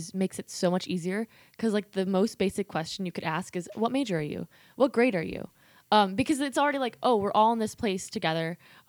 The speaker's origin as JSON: {"language": "English", "town": "Meriden", "region": "Connecticut", "country": "United States", "said": "maybe it's because I'm from Meriden."}